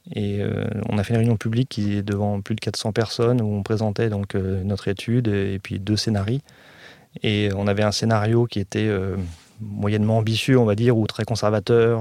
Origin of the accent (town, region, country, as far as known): Évry, Île-de-France, France; born or raised there